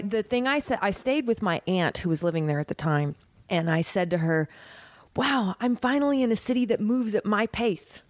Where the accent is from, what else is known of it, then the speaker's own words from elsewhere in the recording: Oklahoma, United States; moved away as an adult; also born or lived in New York; I'm from Oklahoma